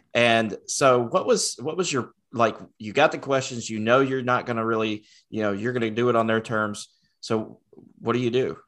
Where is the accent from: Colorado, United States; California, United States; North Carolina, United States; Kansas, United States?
North Carolina, United States; Rockwell; born or raised there